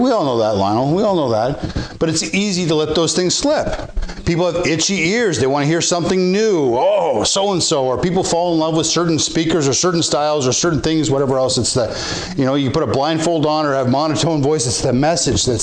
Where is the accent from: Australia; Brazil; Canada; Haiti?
Canada